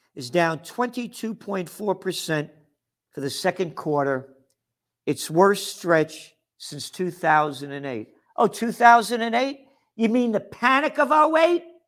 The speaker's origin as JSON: {"language": "English", "country": "United States", "said": "I'm an American"}